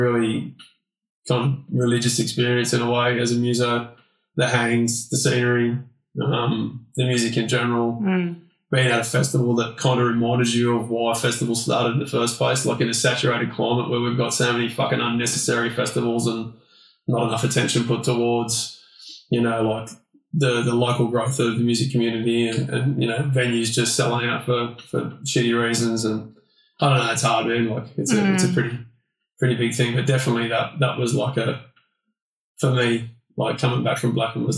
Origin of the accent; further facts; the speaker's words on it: Australia; being Aussie boys